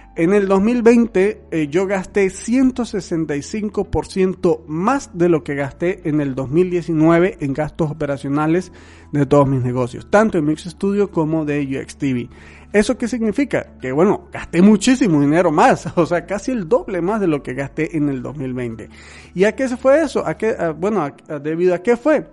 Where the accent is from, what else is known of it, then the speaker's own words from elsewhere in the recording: Venezuela; now in Mexico; yo soy un venezolano viviendo en México